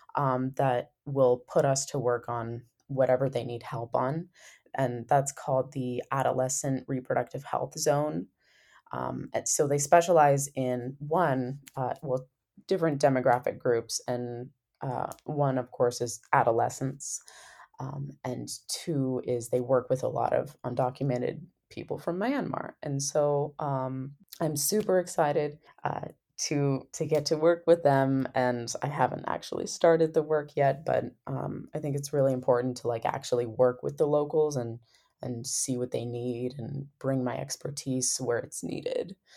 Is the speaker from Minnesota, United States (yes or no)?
no; Sequim, Washington, United States; moved away as an adult; my hometown, Squim